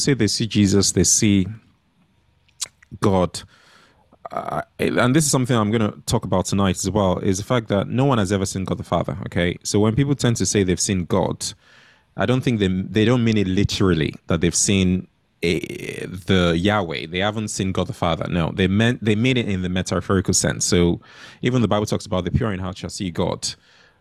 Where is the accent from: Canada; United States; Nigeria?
Nigeria; when I was growing up in Nigeria as a child